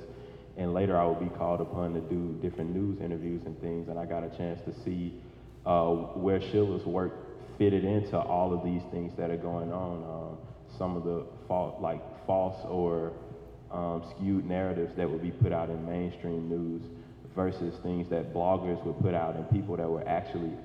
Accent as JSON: {"language": "English", "town": "Atlanta", "region": "Georgia", "country": "United States", "said": "I'm from Atlanta, Georgia"}